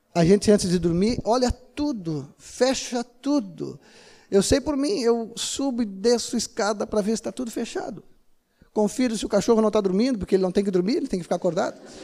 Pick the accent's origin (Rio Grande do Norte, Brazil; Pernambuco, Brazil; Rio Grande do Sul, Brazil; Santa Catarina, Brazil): Rio Grande do Sul, Brazil; Uruguaiana; lá em Uruguaiana, naquela terra gloriosa onde eu nasci